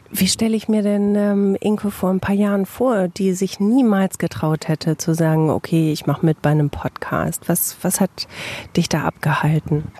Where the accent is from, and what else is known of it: Bielefeld, North Rhine-Westphalia, Germany